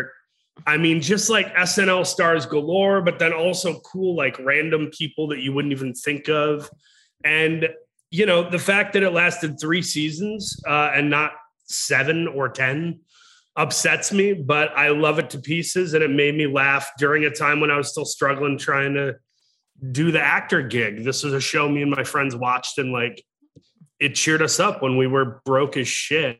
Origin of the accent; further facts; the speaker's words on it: Michigan, United States; in my home state of Michigan.